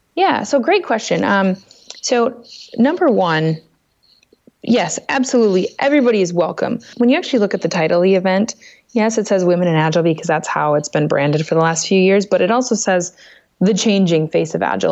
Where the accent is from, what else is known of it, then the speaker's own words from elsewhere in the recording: Minnesota, United States; my home state of Minnesota